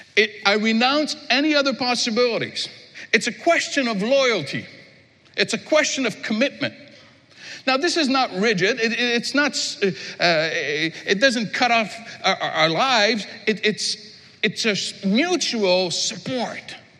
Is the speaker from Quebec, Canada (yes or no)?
yes; Quebec, Canada; I'm from Quebec